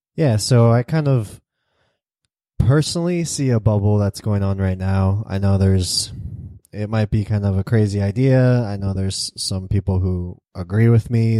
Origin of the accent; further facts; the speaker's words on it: United States; I'm American